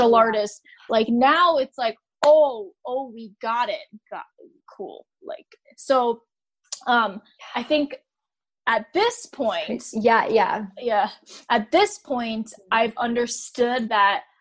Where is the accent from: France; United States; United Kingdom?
United States; I'm American